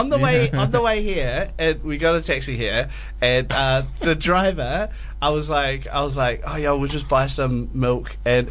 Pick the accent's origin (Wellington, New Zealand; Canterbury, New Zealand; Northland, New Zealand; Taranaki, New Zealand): Canterbury, New Zealand; Christchurch; I'm from Christchurch